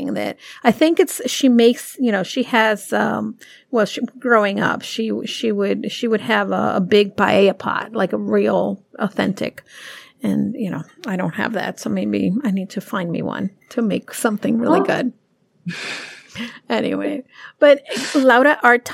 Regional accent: New York City, New York, United States; now in Connecticut, United States; I'm a New Yorker

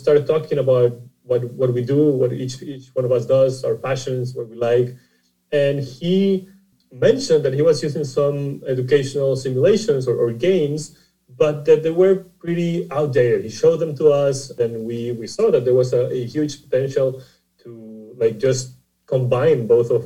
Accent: Costa Rica; I'm originally from Costa Rica, and the company is based in San Jose, Costa Rica.

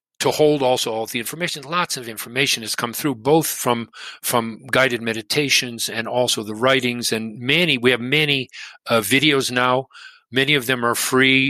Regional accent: Detroit, Michigan, United States; moved away; also born or lived in Boston; I grew up in Detroit

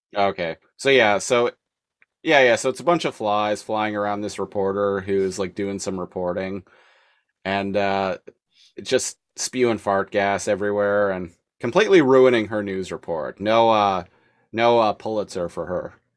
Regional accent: Nanaimo, British Columbia, Canada; now in Victoria, Canada; I grew up in Nanaimo

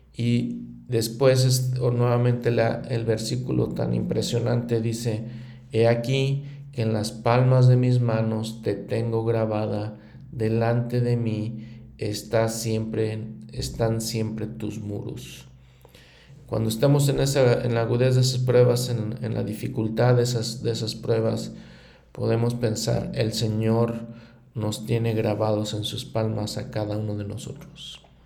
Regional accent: Mexico; en mi país como México

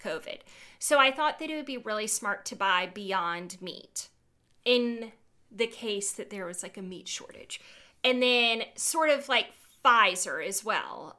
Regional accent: Georgia, United States; I am from Georgia. I went to Georgia

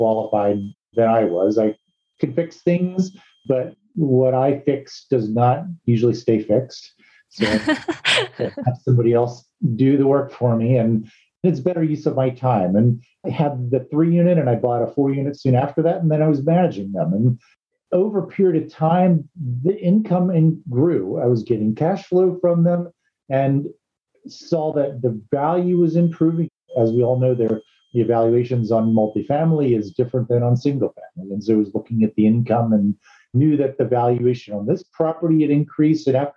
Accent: East Coast, United States; moved away; I'm actually from the East Coast

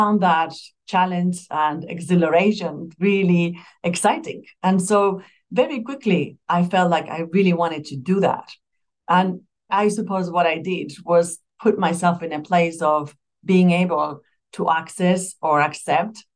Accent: Spain; moved away as an adult; also born or lived in Madrid; I'm originally from Spain. I come from a smaller town in Spain

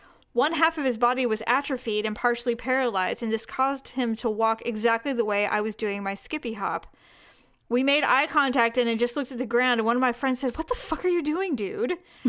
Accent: California, United States; I'm from Podunk, Northern California.

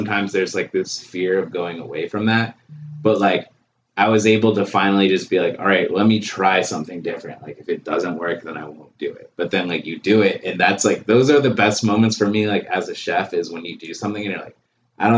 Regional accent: Baltimore, Maryland, United States; I'm from here. I'm like not from the Philippines

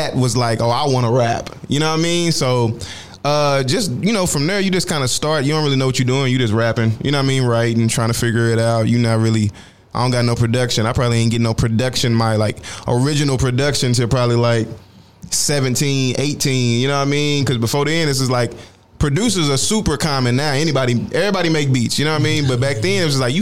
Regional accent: Fort Worth, Texas, United States; moved away; We in Dallas. I'm from Fort Worth

